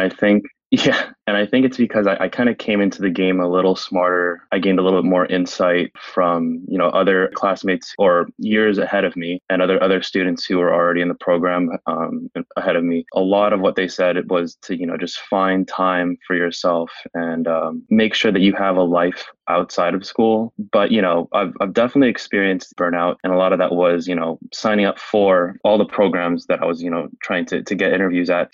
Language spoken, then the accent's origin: English; San Francisco, California, United States; I was born and raised in San Francisco, oh, California